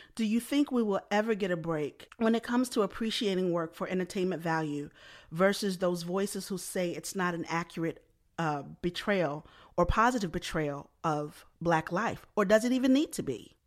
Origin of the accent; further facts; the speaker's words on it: Baltimore, Maryland, United States; I'm from Baltimore as well